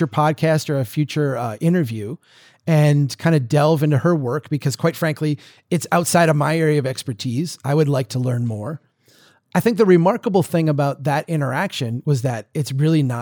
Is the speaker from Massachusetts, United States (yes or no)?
no; Minnesota, United States; accent: deep Minnesota; my deep Minnesota accent